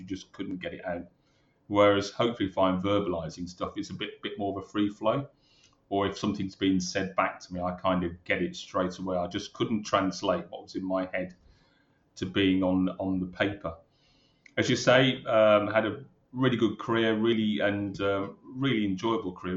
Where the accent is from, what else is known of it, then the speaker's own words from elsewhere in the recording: Birmingham, West Midlands, United Kingdom; moved away as an adult; also born or lived in London; I'm a Brummie, born and bred in Birmingham.